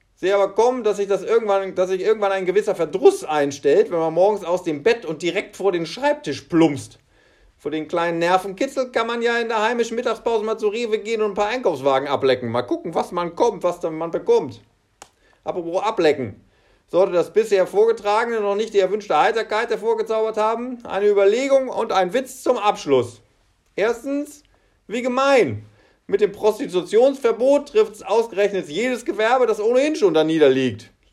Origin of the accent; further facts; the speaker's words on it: Germany; Bei uns in Deutschland sind es Klopapier und Nudeln